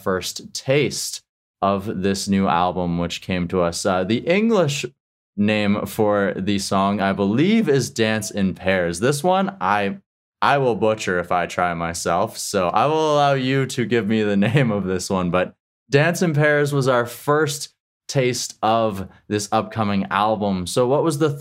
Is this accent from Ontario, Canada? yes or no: no; Regina, Saskatchewan, Canada; moved away; I'm originally from Regina, which is in Saskatchewan